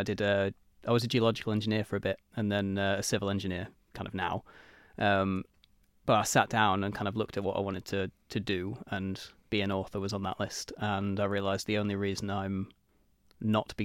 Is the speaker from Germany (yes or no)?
no; Isle of Man; I was born on the Isle of Man. I was raised in Mackled. I went to Albert Road, which was in Ramsey at the time.